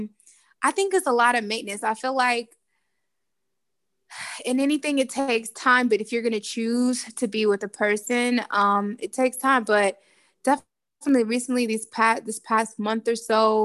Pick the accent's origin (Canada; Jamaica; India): Jamaica; I'm Jamaican